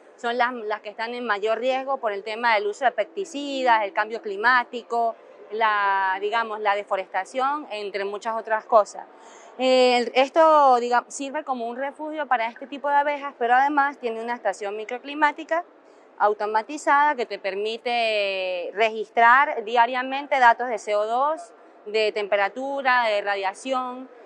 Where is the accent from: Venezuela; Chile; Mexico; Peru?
Venezuela; moved away; soy biólogo de Venezuela.